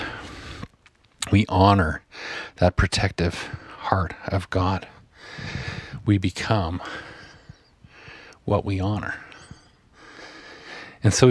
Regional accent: Asquith, Saskatchewan, Canada; the little house that I grew up in Asquith, Saskatchewan

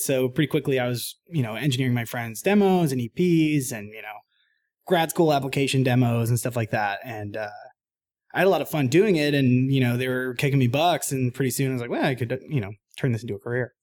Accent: Boston, Massachusetts, United States; I grew up in Boston, Mass, uh, playing in kind of punk bands and stuff in high school

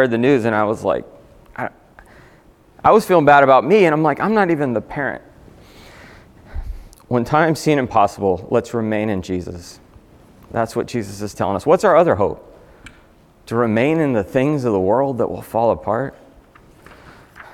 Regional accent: South Florida, United States; I grew up in South Florida, very hot

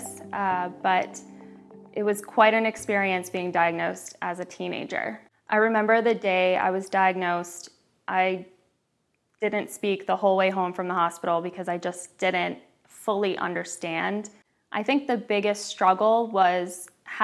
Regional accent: Newtown, Connecticut, United States; also born or lived in Long Island, New York; I am 30 years old from Newtown, Connecticut

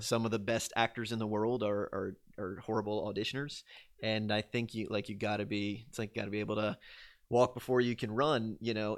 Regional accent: Louisiana, United States; born or raised there

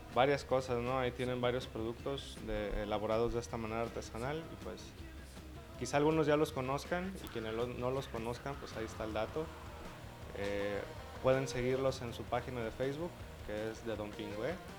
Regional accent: Mexico; como mexicanos

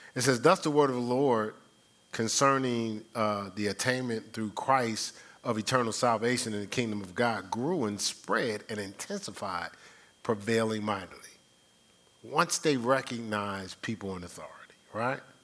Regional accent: Newark, New Jersey, United States; I'm from Newark

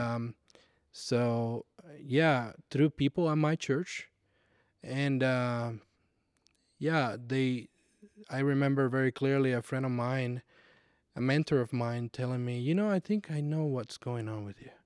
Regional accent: Puerto Rico; moved away as an adult; also born or lived in Nashville, Tennessee; when I moved from Puerto Rico in, uh, two thousand ten, I moved to Nashville, Tennessee

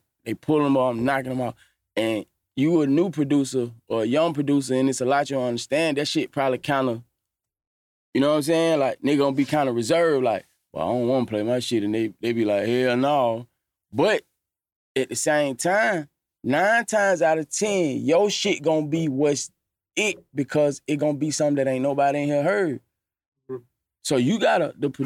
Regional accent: Atlanta, Georgia, United States; I'm from Cleveland Avenue. I'm from Atlanta

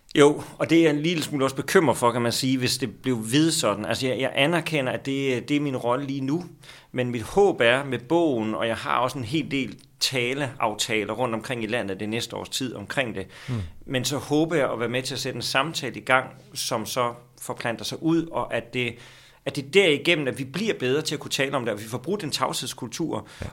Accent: Skellefteå, Västerbotten County, Sweden; now in Copenhagen, Denmark; jeg er født i Sverige

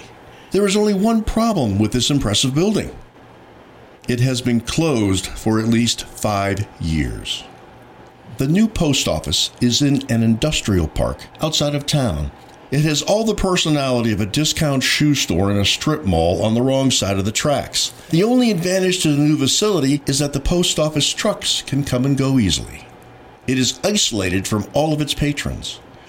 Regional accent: York, Pennsylvania, United States; In my hometown, York, Pennsylvania, there is a magnificent post office.

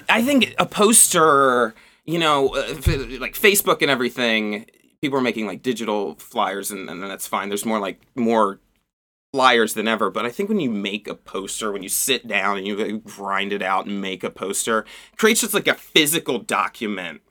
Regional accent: Turnersville, New Jersey, United States; moved away as an adult; now in Baltimore, United States; I grew up in South Jersey. Like, uh, pretty cl-, pretty close to Philadelphia

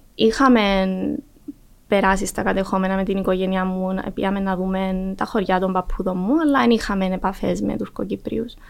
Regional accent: Larnaca, Larnaca District, Cyprus; also born or lived in Athens, Greece; εγώ μεγάλωσα στη Λάρνακα.

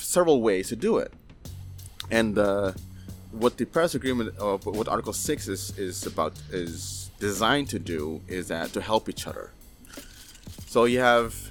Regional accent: Maluku, Indonesia; I'm from Maluku, from the Alifuru, the indigenous Alifuru people

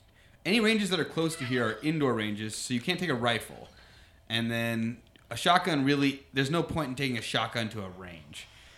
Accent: Missouri, United States; moved away as an adult; now in California, United States; I moved here from Missouri. I lived in Missouri till I was 22.

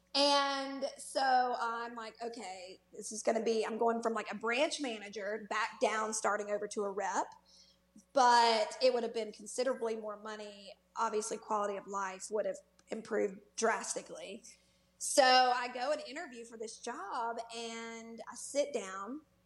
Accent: Germantown, Tennessee, United States; moved away as an adult; also born or lived in Cleveland, Mississippi; now in Birmingham, United States; growing up outside of Memphis

